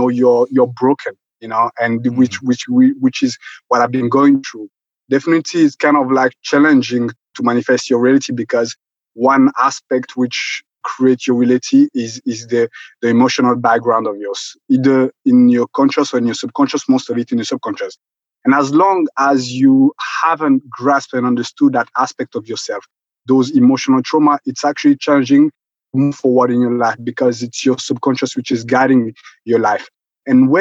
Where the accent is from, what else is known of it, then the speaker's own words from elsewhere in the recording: Rwanda; moved away; originally I'm originally from Rwanda. And as you know, I was there during the genocide in 1994.